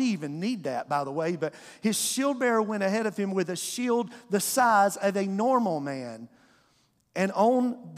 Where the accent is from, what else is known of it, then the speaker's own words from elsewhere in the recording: Eastern North Carolina, United States; now in South Georgia, United States; as a fifth grader growing up in Eastern North Carolina as an NC State fan